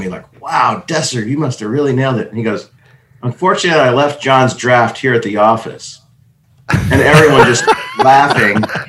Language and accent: English; New York City, New York, United States; moved away as an adult; I'm a nice Jewish boy from New York City